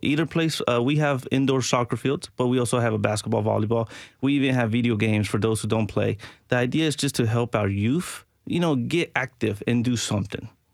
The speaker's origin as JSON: {"language": "English", "town": "Nashville", "region": "Tennessee", "country": "United States", "tie": "born or raised there", "also_born_or_lived": "Venezuela", "said": "I was raised here"}